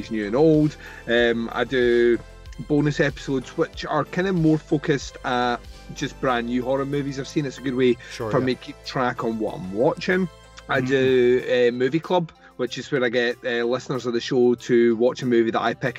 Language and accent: English; Scotland, United Kingdom; I'm from Scotland